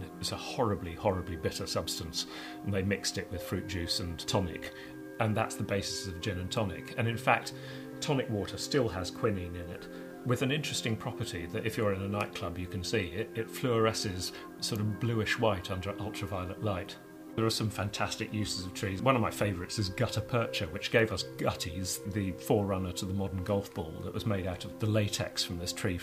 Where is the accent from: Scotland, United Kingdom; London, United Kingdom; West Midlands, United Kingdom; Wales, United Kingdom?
London, United Kingdom; near the Royal Botanic Gardens, Kew; I grew up near the Royal Botanic Gardens, Kew